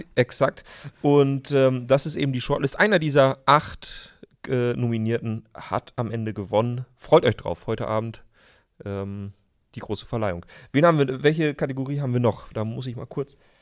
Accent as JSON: {"language": "German", "area": "Emsland", "region": "Lower Saxony", "country": "Germany", "tie": "born or raised there", "moved": "yes", "lives_now": "Berlin, Germany", "said": "in meiner Heimat, mhm. im Emsland, wo es vielleicht mal einen Schnitzel mehr gibt"}